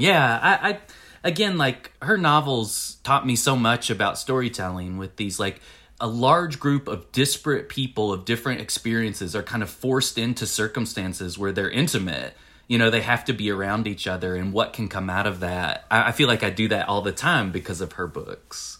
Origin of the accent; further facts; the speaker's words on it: Winchester, Tennessee, United States; I grew up in Winchester, Tennessee, and, and, uh, it's the same county where I live now